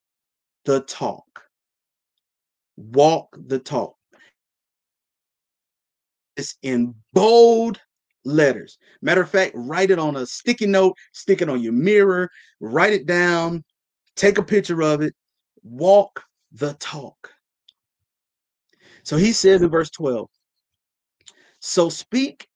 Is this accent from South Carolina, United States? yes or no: yes; South Carolina, United States; I'm from South Carolina. It's broke down where I'm from.